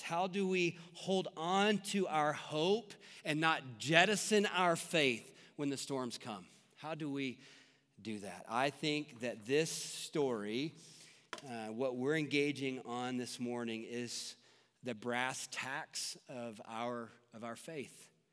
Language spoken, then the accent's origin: English; Franklin, Tennessee, United States; moved away; I grew up in Tennessee, and tornadoes are much more prevalent there than they are here. And in the town that we lived in, Franklin, Tennessee